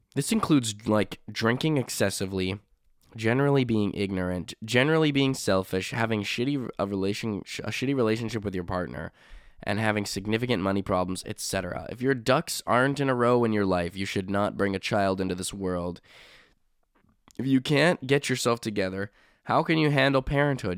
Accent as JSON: {"language": "English", "country": "Canada", "said": "I'm Canadian"}